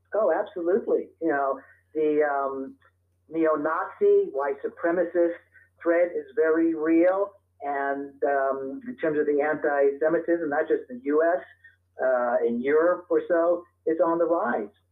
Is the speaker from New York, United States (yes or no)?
yes; New York City, New York, United States; now in Santa Monica, United States; I was born and raised in Brooklyn, New York